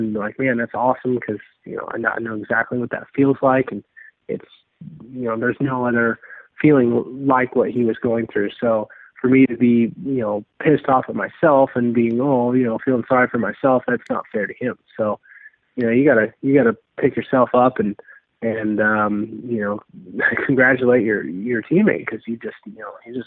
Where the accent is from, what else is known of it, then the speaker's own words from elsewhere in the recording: Kansas, United States; growing up in Kansas